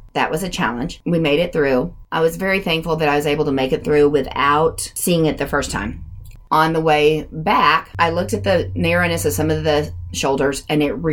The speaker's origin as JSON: {"language": "English", "region": "Oklahoma", "country": "United States", "said": "we are from Oklahoma and here we are in the mountains"}